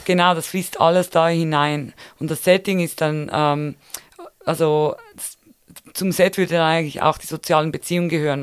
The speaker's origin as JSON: {"language": "German", "country": "Switzerland", "said": "bei uns in der Schweiz"}